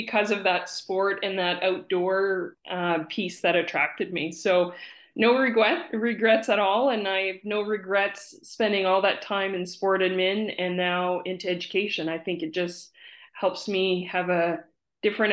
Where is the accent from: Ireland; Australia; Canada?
Canada; Campbellton, New Brunswick; moved away; growing up in Campbellton